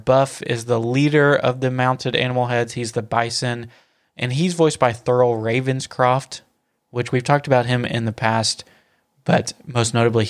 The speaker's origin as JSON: {"language": "English", "region": "the South", "country": "United States", "accent": "southern", "said": "I'm trying to suppress my southern accent."}